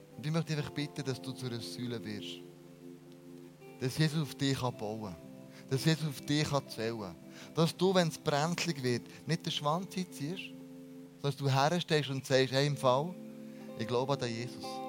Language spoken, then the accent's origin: German; Bern, Switzerland; wir als Berner